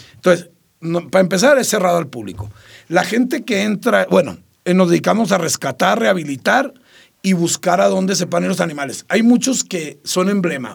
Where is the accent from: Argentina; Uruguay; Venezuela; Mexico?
Mexico; Sinaloa; los sinaloenses somos gente de bien, no todos somos narcos